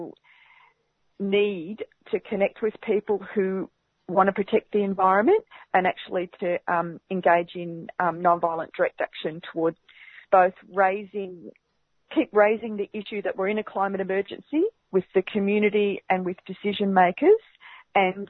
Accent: Barham, New South Wales, Australia; now in Melbourne, Australia; I grew up on Barabarapa land, up at Barham, just like you said, up on the Murray River

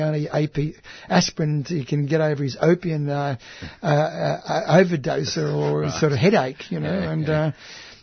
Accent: Australia; I'm from Australia

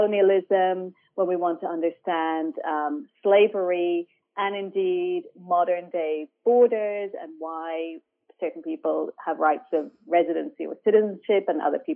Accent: Ireland; moved away as an adult; also born or lived in Palestine/Israel / Europe; now in Sydney, Australia; I was born on occupied Palestinian land, but I grew up in Ireland.

